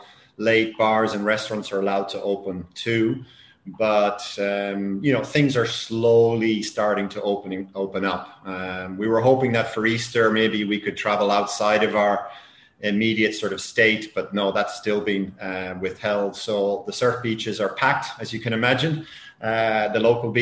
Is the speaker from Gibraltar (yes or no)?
no; Ireland; now in Spain; I'm Irish myself